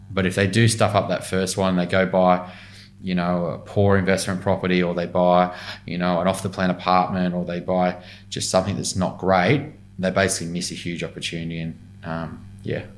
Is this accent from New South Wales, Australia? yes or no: yes; Newcastle, New South Wales, Australia; moved away as an adult; now in Sydney, Australia; I grew up in Newcastle mainly, so I was 18